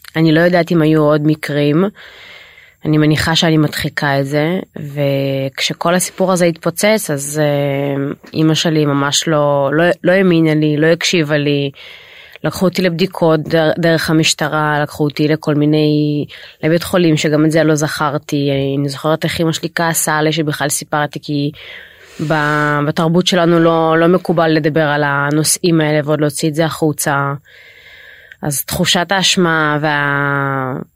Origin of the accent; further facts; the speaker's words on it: Israel; אני למעשה עליתי לישראל כשהייתי בת חמש